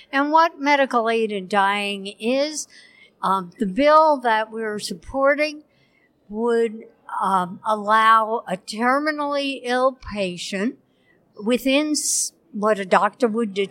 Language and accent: English; New York, United States; from Saratoga uh, County